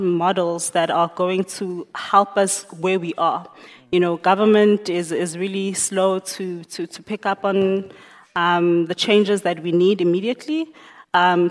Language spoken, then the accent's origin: English; Emalahleni, Mpumalanga, South Africa; also born or lived in Johannesburg; I was born and bred there